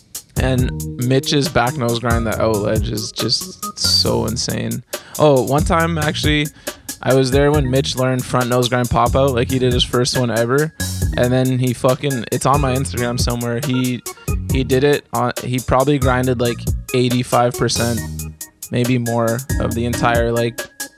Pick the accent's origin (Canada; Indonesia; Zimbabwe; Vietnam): Canada; Ottawa, Ontario; I'm from Ottawa, so you may be aware of the archive spot.